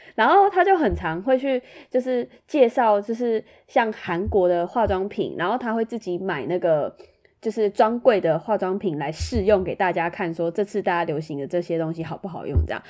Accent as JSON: {"language": "Chinese", "region": "Tainan", "country": "Taiwan", "moved": "yes", "lives_now": "Taoyuan, Taiwan", "said": "我是台南人，我住在桃园"}